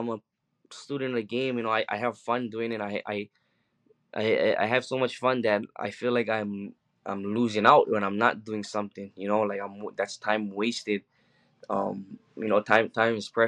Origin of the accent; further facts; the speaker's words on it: Hawaii, United States; I'm from Hawaii